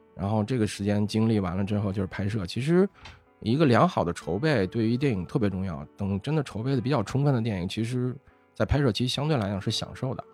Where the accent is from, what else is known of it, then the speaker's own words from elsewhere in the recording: Beijing, China; accent: Beijing dialect; 北京话讲就是张罗事儿的